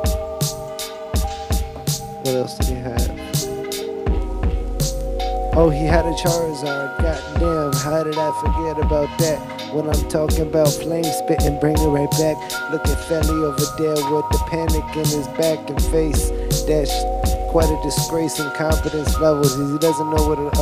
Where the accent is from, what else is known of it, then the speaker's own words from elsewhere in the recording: Boston, Massachusetts, United States; I'm from Boston